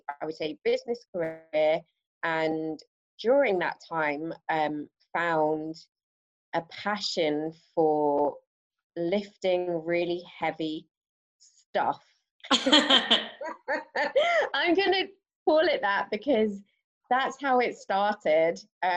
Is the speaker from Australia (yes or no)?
no; England, United Kingdom; now in London, United Kingdom; I currently reside in London and have been here for nearly 9 years. Wow, a long time. And originally from the Midlands, moved around a bit.